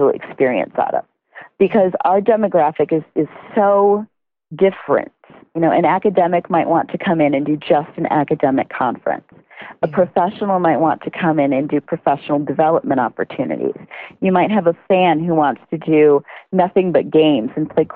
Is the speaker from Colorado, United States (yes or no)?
no; West Michigan, United States; I grew up in West Michigan, so I grew up doing weekend trips to Chicago